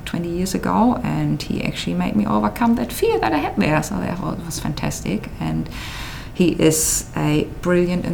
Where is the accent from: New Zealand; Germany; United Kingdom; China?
Germany; moved away as an adult; now in Adelaide, Australia